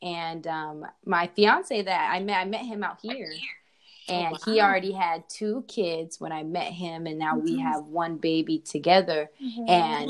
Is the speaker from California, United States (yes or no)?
yes; Oakland, California, United States; So I was raised in Oakland and in Southern California. So that's where I was raised. I'm a Bay Area child.